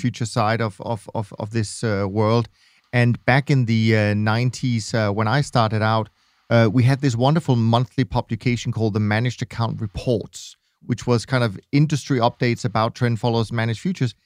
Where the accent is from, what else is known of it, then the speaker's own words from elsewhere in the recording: Denmark; I'm Danish